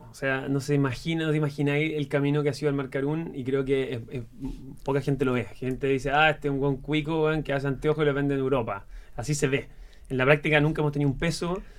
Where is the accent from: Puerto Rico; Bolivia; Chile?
Chile; los chilenos somos así.